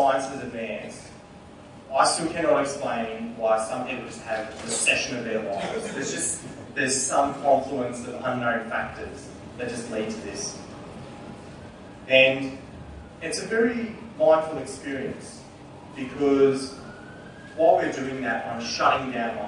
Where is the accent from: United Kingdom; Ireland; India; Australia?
Australia; Newcastle, New South Wales; I grew up in Newcastle. I'm a Koori man from the area